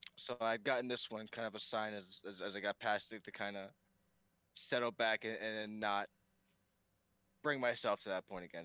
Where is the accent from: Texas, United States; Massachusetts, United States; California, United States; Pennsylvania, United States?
Pennsylvania, United States; also born or lived in New York; I grew up primarily in Pennsylvania, and so that's where the mountains come from